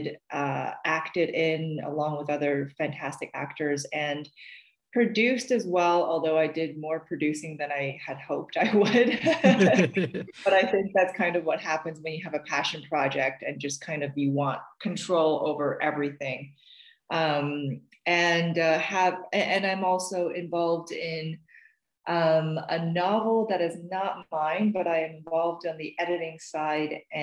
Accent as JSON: {"language": "English", "country": "China", "tie": "born or raised there", "moved": "yes", "lives_now": "Canada", "said": "I'm currently living in Canada, and I was born and raised in China"}